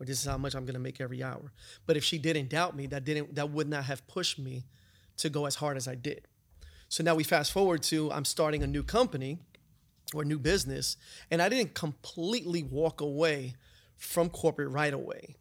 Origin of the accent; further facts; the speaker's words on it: New York City, New York, United States; moved away as an adult; also born or lived in North Carolina; I grew up in New York. I grew up in the city, uh, in the Bronx